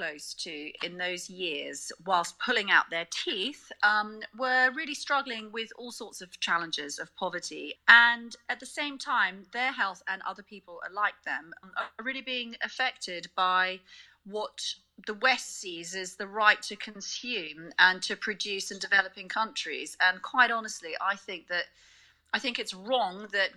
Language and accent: English; South Africa; also born or lived in United Kingdom; now in Hong Kong; how I was raised in South Africa